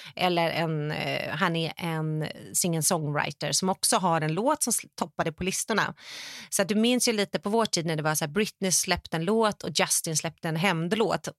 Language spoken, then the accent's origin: Swedish; Sweden; now in Los Angeles, United States; som svensk